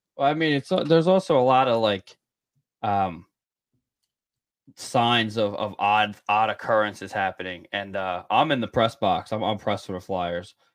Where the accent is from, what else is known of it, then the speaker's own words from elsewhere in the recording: Scotland, United Kingdom; I am Scottish